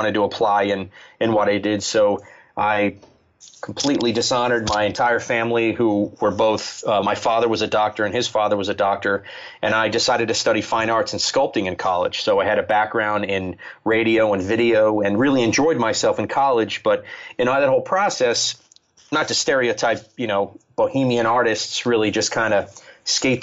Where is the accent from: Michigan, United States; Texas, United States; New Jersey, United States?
New Jersey, United States; now in South Jersey, United States; I grew up in the central Jersey